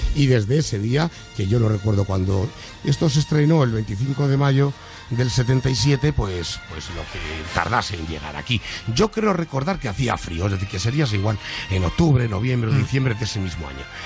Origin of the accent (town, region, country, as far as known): Madrid, Community of Madrid, Spain; born or raised there